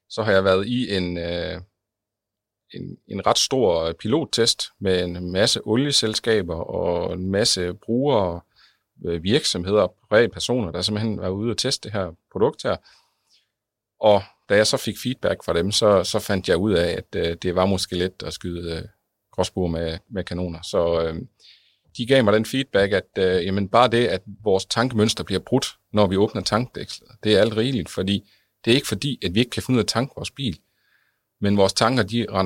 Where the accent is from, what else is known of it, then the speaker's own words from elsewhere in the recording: West Jutland, Denmark; altså i tre byer omkring uh, det vestjyske, hvor jeg kommer fra